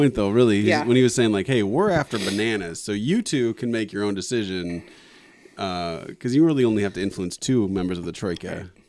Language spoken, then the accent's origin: English; Illinois, United States